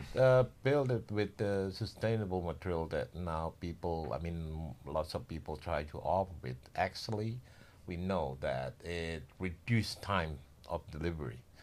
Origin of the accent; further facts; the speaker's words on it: Indonesia; moved away as an adult; now in Bali, Indonesia; generally from Indo, but born and raised in Java